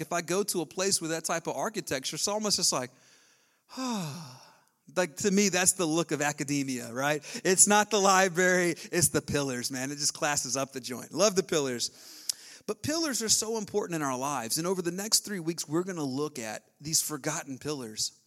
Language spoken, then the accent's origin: English; the South, United States; I was raised in the South